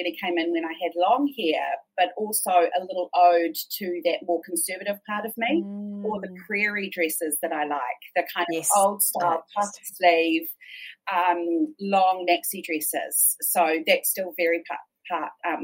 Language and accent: English; Christchurch, Canterbury, New Zealand; I grew up in Christchurch